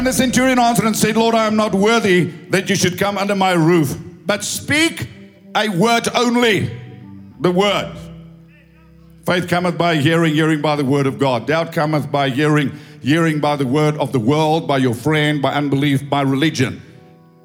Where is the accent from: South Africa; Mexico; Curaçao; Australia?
South Africa; English is a second language; I'm an Afrikaner doing my best to speak English